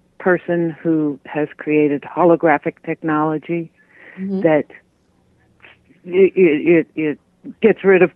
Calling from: Colorado, United States; I'm calling from Colorado.

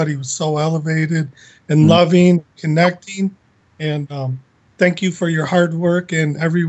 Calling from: Southwest Florida, United States; Calling from Southwest Florida.

